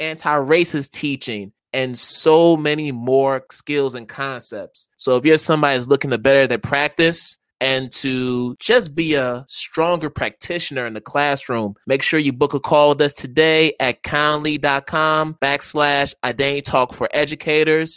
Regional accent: Connecticut, United States; I am from Connecticut. I'm a Connecticut native.

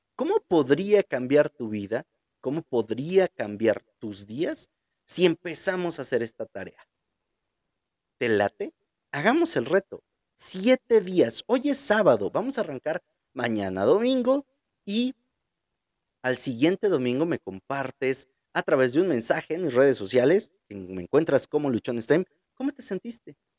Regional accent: Mexico; Como buenos mexicanos

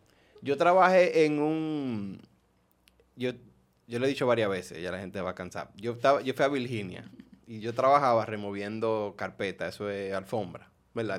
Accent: Dominican Republic; moved away; also born or lived in New York, United States / Maryland, United States; yo era el único dominicano

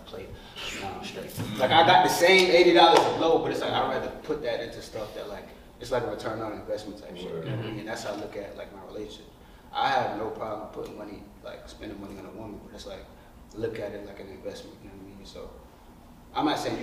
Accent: Charleston, South Carolina, United States; growing up in the South, ain't really, especially in Charleston, South Carolina, ain't much really out there

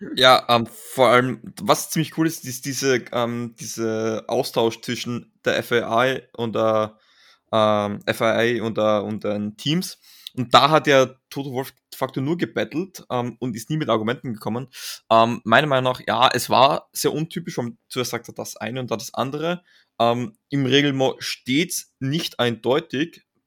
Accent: Austria; als Österreicher

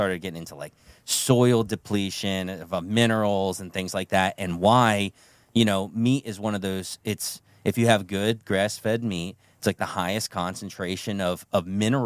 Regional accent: New Jersey, United States; now in Garrett County, United States; I grew up in Jersey

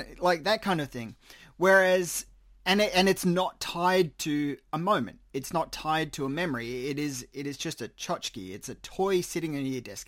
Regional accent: Australia; I am Australian

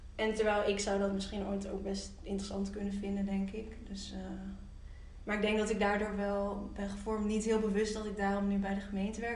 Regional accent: Nijmegen, Gelderland, Netherlands; now in Amsterdam, Netherlands; ik kom uit Nijmegen

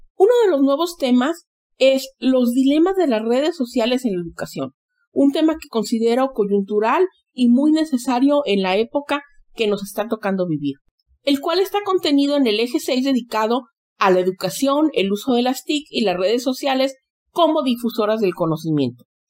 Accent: Xalapa, Veracruz, Mexico; moved away; mi patria chica, Jalapa, Veracruz.

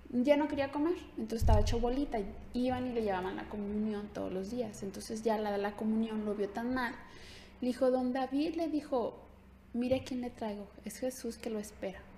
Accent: Ciudad Guzmán, Jalisco, Mexico; moved away; soy de Ciudad Guzmán, Jalisco

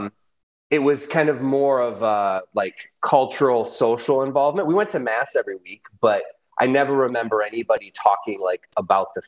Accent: Michigan, United States; I grew up in Michigan on a farm, actually

